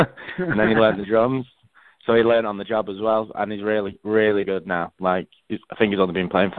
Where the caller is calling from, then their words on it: Manchester, North West England, United Kingdom; I'm calling from my flat in Manchester, the city centre.